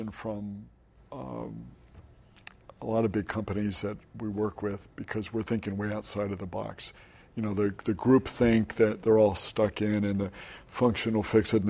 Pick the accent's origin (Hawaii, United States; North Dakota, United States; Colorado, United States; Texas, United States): Hawaii, United States; we're from Hawaii.